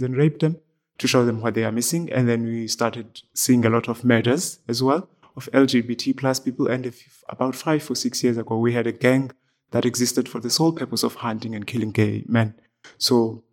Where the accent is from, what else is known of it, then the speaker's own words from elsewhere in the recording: Eastern Cape, South Africa; moved away as an adult; now in County Clare, Ireland; I was born in the Eastern Cape in South Africa